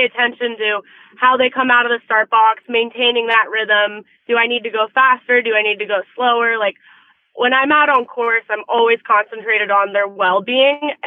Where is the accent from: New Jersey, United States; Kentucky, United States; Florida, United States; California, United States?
Florida, United States; Naples; I grew up in Naples, Florida with my mom with her equestrian program